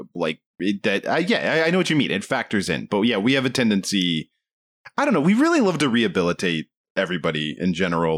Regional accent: United States; I'm American

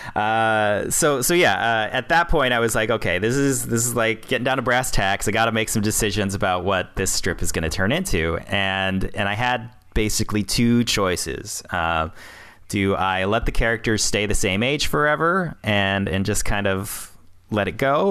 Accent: Peoria, Illinois, United States; moved away as an adult; I was living in Peoria, Illinois, my hometown-ish. Uh, sort of my hometown, anyway. I grew up there from, like, third grade till I was, uh, you know, twenty-five

